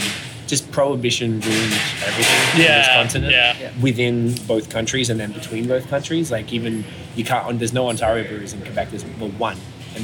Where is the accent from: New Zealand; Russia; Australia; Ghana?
Australia; now in Montreal, Canada; I'm from Australia